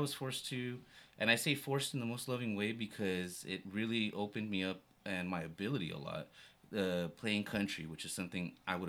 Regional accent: El Paso, Texas, United States; now in San Antonio, United States; I'm from El Paso, Texas. And you would get all the music stations from Juarez.

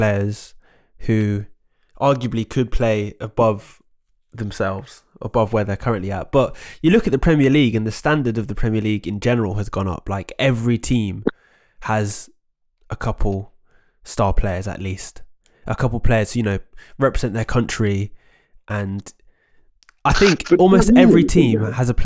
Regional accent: Oxford, South East England, United Kingdom; growing up near Kasam Stadium

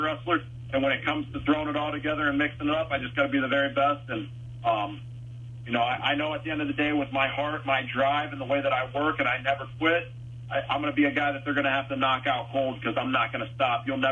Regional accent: St. Clairsville, Mansfield, Ohio, United States; also born or lived in Wheeling, West Virginia / Bellaire, Ohio; I was born in Wheeling, West Virginia. Grew up in St. Clairsville, Bellsville area for a while, and then ultimately around Mansfield

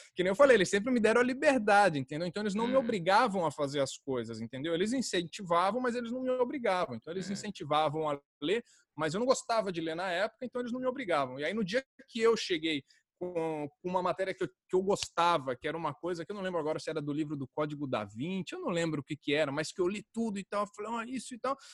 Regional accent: Jundiaí, São Paulo, Brazil; accent: caipira; also born or lived in Rio de Janeiro / Niterói; eu fui criado em Jundiaí

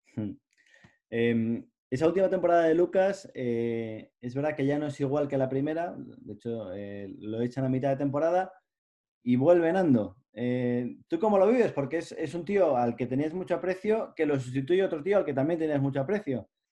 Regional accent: Cantabria, Spain; los cántabros respecto a los madrileños, pues somos de otra manera

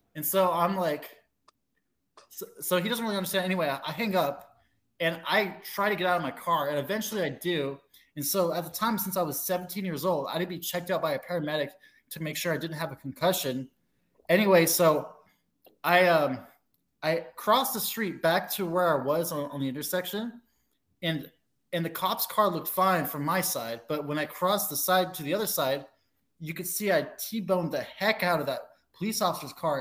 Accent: Alaska, United States; I'm originally from Alaska

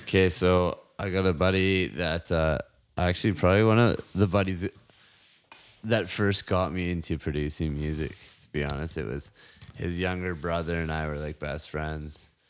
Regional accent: Canada; my hometown burnt down

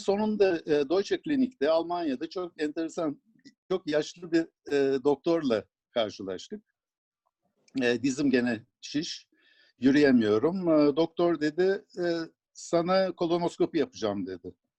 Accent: Sivas, Sivas Province, Turkey; moved away; also born or lived in Ankara; 1949 ee, yılında ben e, Sivas'ta doğmuşum. Bütün ailem Sivaslı.

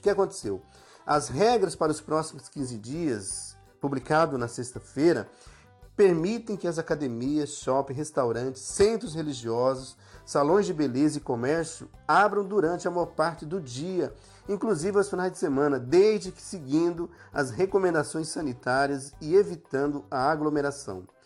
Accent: Ipubi, Pernambuco, Brazil; now in Campo Grande, Brazil; povo de Pernambuco, a minha cidade natal, Ipubi

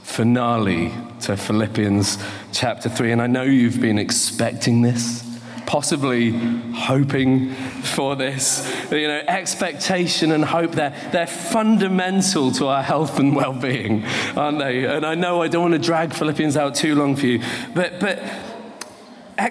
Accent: England, United Kingdom; now in Bo'ness, United Kingdom

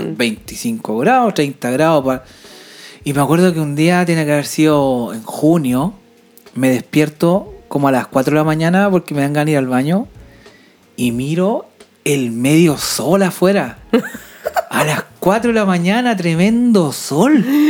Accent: Chile; now in Sweden; yo, como chileno

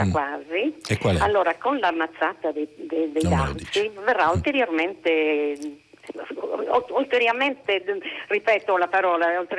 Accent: Gergei, Sardinia, Italy

